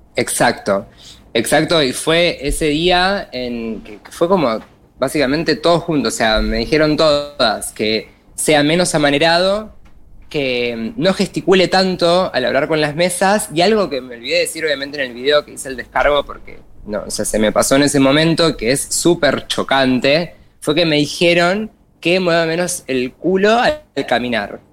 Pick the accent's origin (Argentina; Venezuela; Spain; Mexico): Argentina; Buenos Aires Province; soy acá el conurbano Zona